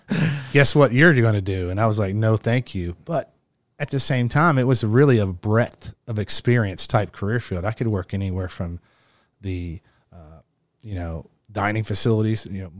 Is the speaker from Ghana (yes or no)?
no; Kentucky, United States; Well, as I said, I grew up in Kentucky. My parents were both teachers.